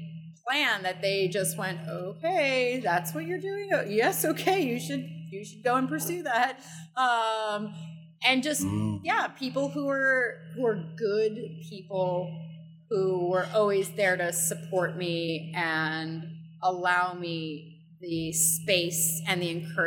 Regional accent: New York City, New York, United States; moved away; I grew up in New York

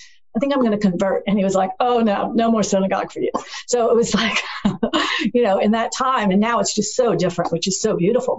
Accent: Mandeville, Louisiana, United States; I live, born and raised in Mandeville

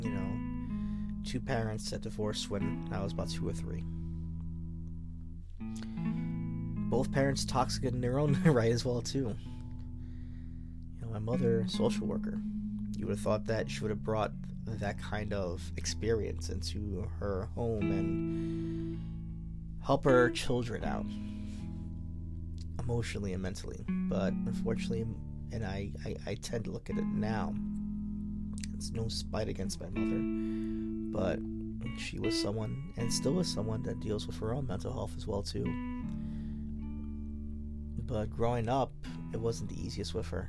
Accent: New York City, New York, United States; moved away as an adult; now in Arizona, United States; I grew up in the Bronx, New York. East 236th Street, White Plains Road. Born in Albert Einstein Hospital on East Tremont Avenue. Moved to Arizona when I was like 28

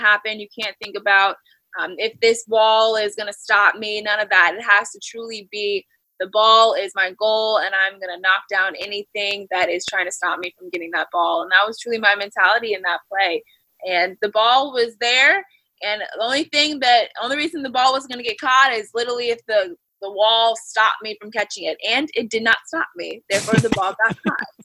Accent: Florida, United States; I grew up in Florida

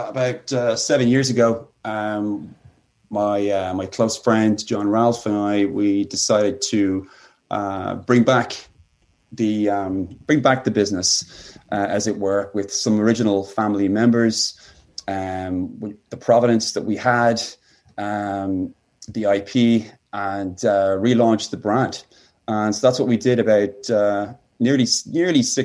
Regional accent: County Kildare, Leinster, Ireland; moved away as an adult; also born or lived in Taiwan / China; now in Chicago, United States; I was born and bred in the county of Kildare, which is just immediately west of Dublin

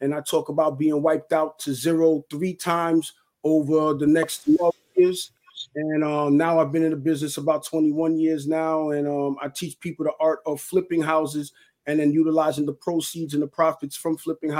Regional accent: New York, United States; also born or lived in Haiti; I'm born and raised in New York, America, okay. But I'm from Haiti.

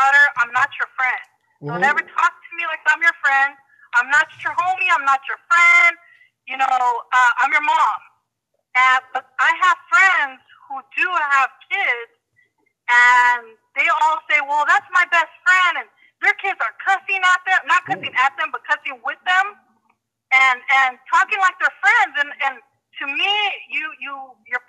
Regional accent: California, United States; I'm from California

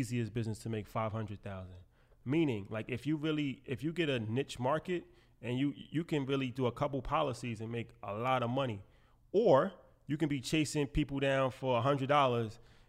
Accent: New York, United States; So I was saying off camera, like, you know, we're from New York

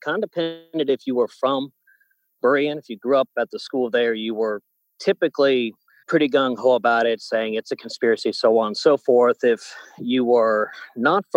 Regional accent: Suwanee, Georgia, United States; I grew up in Georgia, going to a independent Baptist church in Suwanee, Georgia.

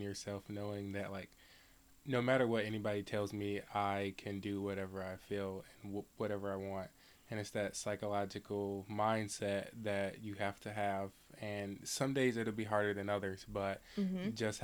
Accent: Detroit, Michigan, United States; I am from Detroit, Michigan, just a little bit down the road from the area.

